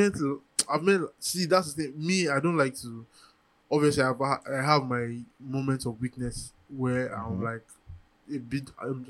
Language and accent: English; Ogun State, Nigeria; also born or lived in Edo State / Lagos; I'm not Igbo. And the truth is, I grew up in Ogun State.